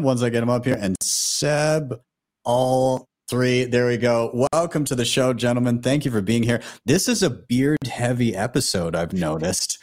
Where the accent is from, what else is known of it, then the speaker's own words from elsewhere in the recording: Calgary, Alberta, Canada; my hometown of Calgary